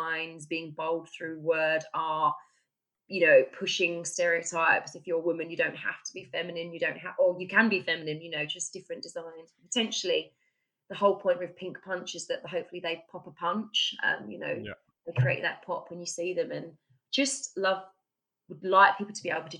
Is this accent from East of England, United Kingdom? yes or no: yes; Essex, East of England, United Kingdom; moved away as an adult; now in Stockport, United Kingdom; I'm from Essex, actually